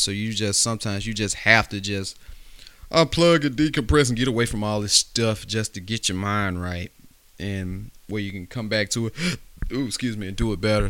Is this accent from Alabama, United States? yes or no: yes; West Alabama, United States; I'm from, uh, West Alabama, so, you know, we grew up, and I grew up in the country out there